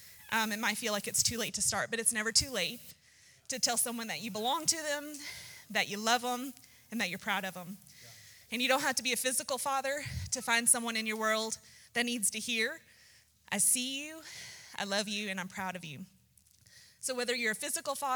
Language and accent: English; Texas, United States; growing up in Texas